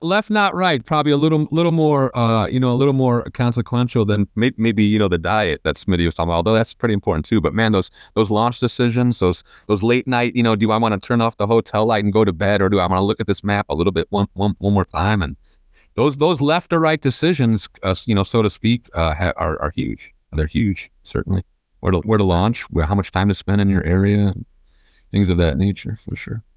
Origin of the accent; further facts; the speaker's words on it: Chicago, Illinois, United States; growing up in Chicago and in the, in the northern places